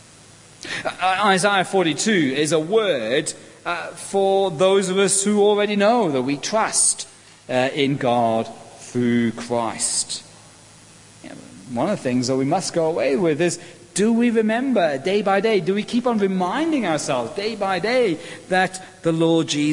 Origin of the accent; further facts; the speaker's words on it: Welsh, Wales, United Kingdom; I'm Welsh.